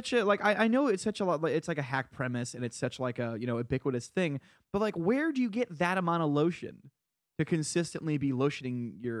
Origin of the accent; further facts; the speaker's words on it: Connecticut, United States; Because I'm from Eastern Connecticut, which is fucking rural as fuck.